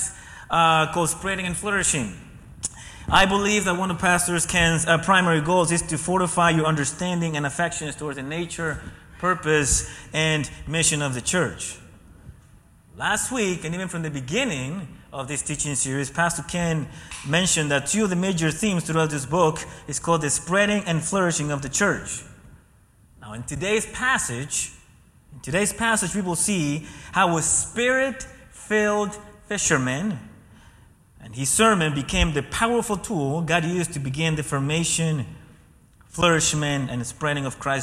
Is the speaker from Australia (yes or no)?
no; Ecuador; moved away; being born and raised in Ecuador